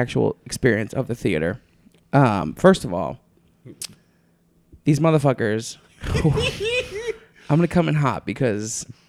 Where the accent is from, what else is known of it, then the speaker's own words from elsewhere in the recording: Philadelphia, Pennsylvania, United States; accent: East Coast; now in Los Angeles, United States; I'm from Philly.